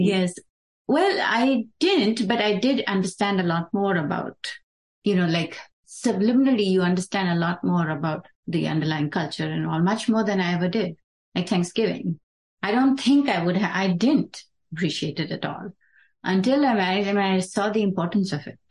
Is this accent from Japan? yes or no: no; Dubai, United Arab Emirates; now in United States; we grew up in Dubai